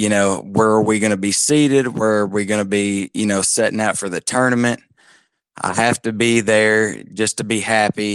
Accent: Harrogate, Tennessee, United States; moved away as an adult; also born or lived in Knoxville, Tennessee / Kentucky; now in Myrtle Beach, United States; I grew up in Harrogate, Tennessee, right on the border of miserable Kentucky

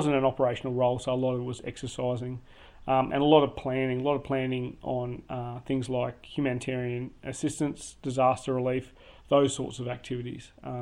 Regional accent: Tasmania, Australia; moved away as an adult; also born or lived in Townsville; now in Canberra, Australia; I come from Tasmania

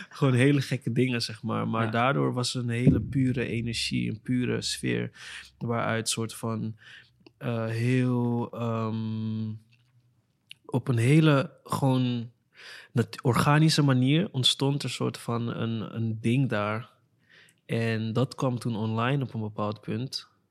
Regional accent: Amsterdam, North Holland, Netherlands; also born or lived in Weesp; ik kwam uit Amsterdam Zuidoost

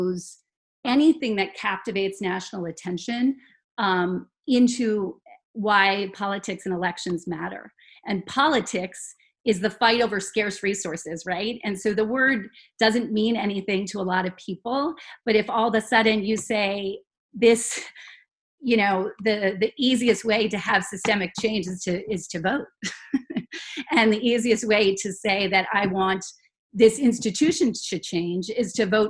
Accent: Los Angeles, California, United States; I grew up in Los Angeles

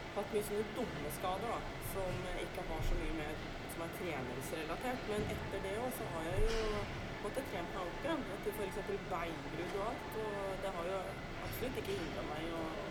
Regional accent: Norway; jeg er jo født og oppvokst i Oppestad

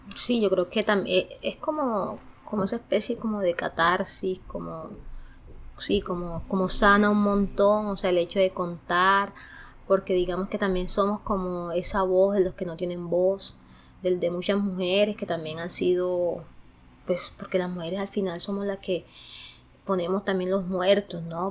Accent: Galeras, Sucre, Colombia; moved away as an adult; now in Bogotá, Colombia; Soy de departamento de Sucre, de un municipio que se llama Galeras, en Sucre

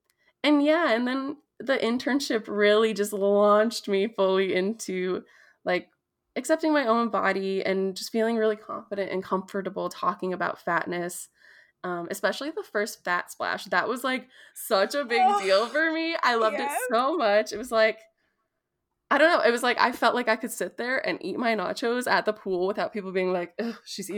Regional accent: Prairie Island, Minnesota, United States; So I am Bedewakantuan Dakota from Tintawinta, which is Prairie Island here in Minnesota.

